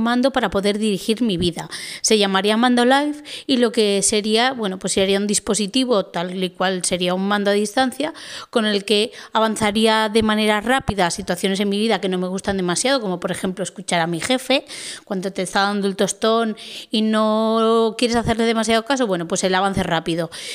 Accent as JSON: {"language": "Spanish", "town": "Portugalete", "region": "Basque Country", "country": "Spain", "said": "soy de Portugalete"}